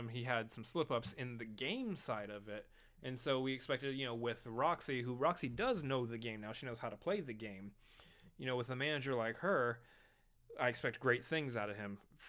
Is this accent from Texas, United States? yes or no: yes; Texas, United States; We're from Texas, as you can tell.